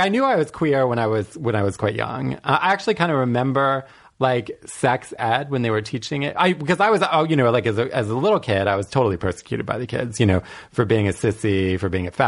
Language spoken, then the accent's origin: English; Washington, District of Columbia, United States; I grew up in suburban DC